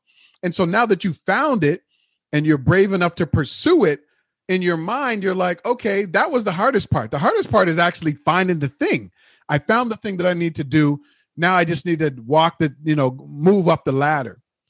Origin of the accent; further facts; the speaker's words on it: Halifax, Nova Scotia, Canada; Oh, well, first of all, I'm from Halifax, and there's a lot of black people there.